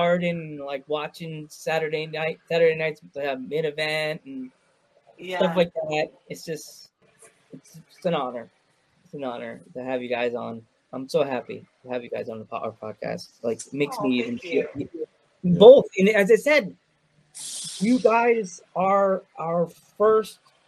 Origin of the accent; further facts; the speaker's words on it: Long Island, New York, United States; I grew up in New York and Long Island